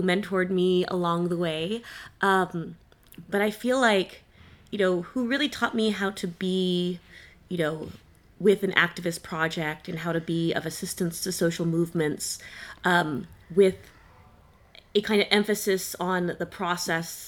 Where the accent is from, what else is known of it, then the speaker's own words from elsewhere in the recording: California, United States; now in Halifax, Canada; I currently live in Halifax, Nova Scotia, though I am from California